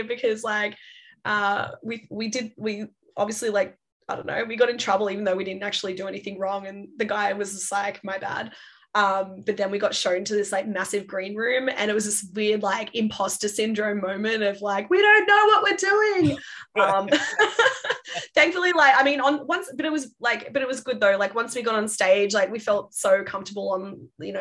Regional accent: Sydney, New South Wales, Australia; moved away; I'm originally from Sydney

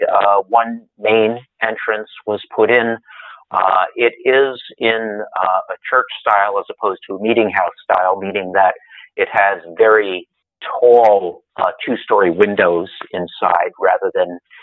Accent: New York City, New York, United States; now in Rensselaerville, United States; I was born in Brooklyn, New York, but in 1950

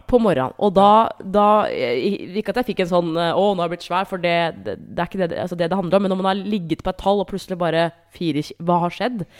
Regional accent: Hamar, Innlandet, Norway; moved away; Jeg var hjemme på Hamar

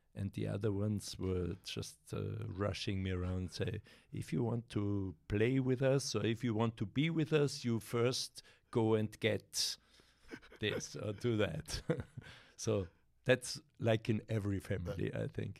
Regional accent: Carinthia, Austria; English is a second language; now in South Tyrol, Italy; I grew up in Carinthia

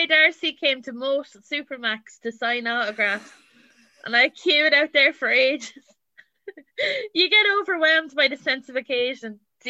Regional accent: England, United Kingdom; accent: English; Because I'm originally English, like, my accent is English before, and got changed that pretty quick.

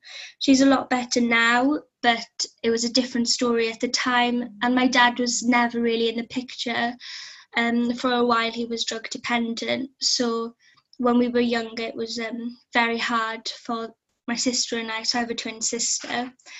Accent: South Wales, United Kingdom; moved away as an adult; now in Aberystwyth, United Kingdom; So I'm from South Wales, which is in the UK. I currently live in the coast of Aberystwyth because I'm at university here.

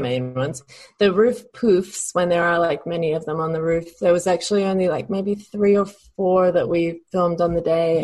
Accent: Adelaide, South Australia, Australia; in Adelaide, Australia, just in, in the suburbs

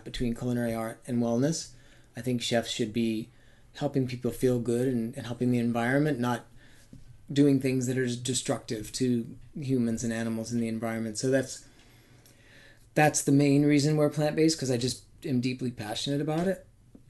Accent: Maine, United States; I grew up in Maine, so we had real seasons.

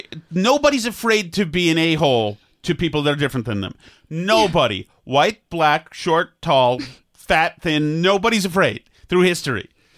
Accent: Newburyport, Massachusetts, United States; I'm from Newburyport.

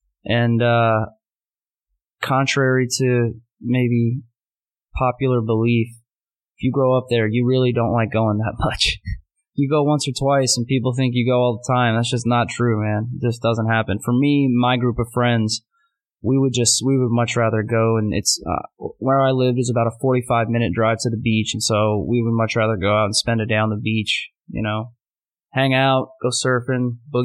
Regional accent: Winter Park, Florida, United States; now in New York City, United States; I grew up in a small town in Florida called Winter Park. right outside Orlando. May as well be Orlando, Central Florida.

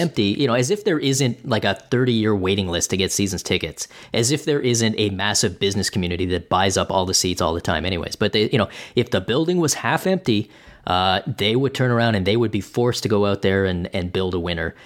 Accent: Canada; as a Canadian

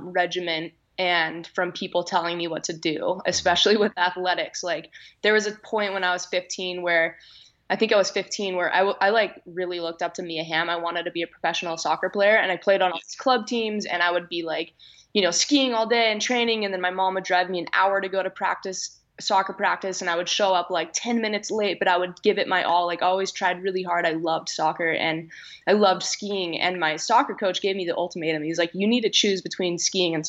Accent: Olympic Valley, California, United States; I grew up in Squaw Valley.

